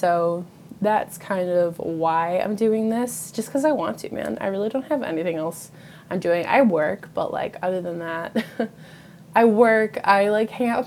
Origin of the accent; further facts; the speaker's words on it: Western New York, United States; I live in Western New York. I do not live in New York City. Every time I tell someone that I'm from New York